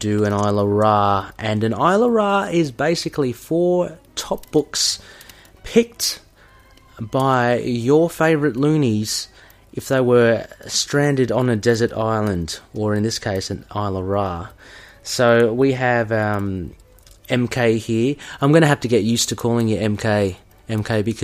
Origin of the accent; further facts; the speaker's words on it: Australia; my background is Filipino as well. Kind of grew up in Australia